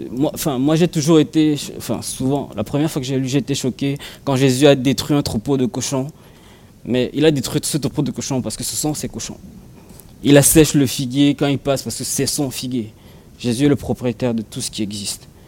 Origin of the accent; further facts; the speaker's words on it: Cameroon; j'ai grandi au Cameroun et, j'ai grandi dans, un quartier qui n'était pas bitumé